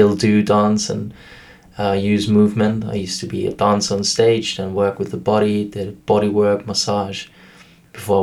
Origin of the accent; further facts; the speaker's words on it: Vienna, Austria; first language German; English is a second language; I come from Vienna, Austria, and my work there is working